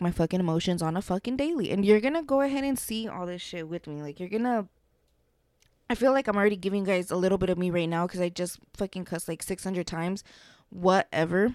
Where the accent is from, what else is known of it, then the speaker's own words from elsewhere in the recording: Las Vegas, Nevada, United States; I'm from Vegas